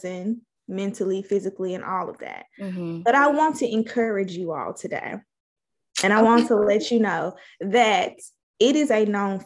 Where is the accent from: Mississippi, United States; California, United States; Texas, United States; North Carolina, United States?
Mississippi, United States; We're from Mississippi